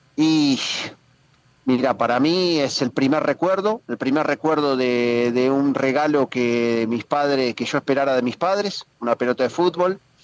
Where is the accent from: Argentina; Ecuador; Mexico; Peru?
Argentina; moved away as an adult; now in Spain; cómo somos los argentinos